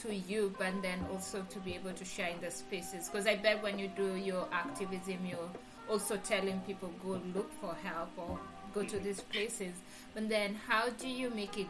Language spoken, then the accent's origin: English; Kenya; moved away as an adult; now in United States; I'm from Kenya and I'm in the US for school.